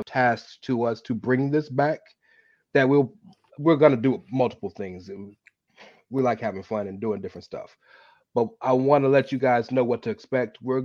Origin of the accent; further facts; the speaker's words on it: United States; I'm American